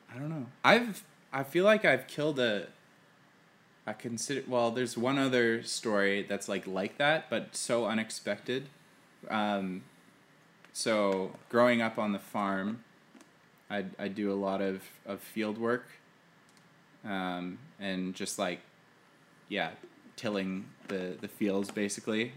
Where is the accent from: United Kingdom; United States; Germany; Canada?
Canada; Manitoba; There's a lotta owls where I grew up in Manitoba